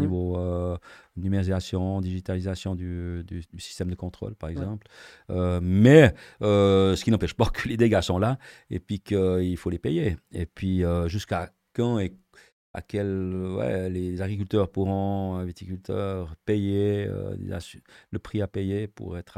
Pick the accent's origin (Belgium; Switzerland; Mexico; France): Switzerland; on est Suisse